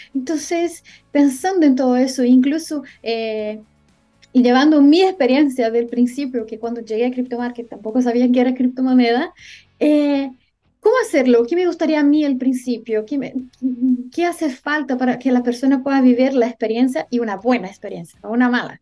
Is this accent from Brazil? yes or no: yes; Brazil; yo soy brasileña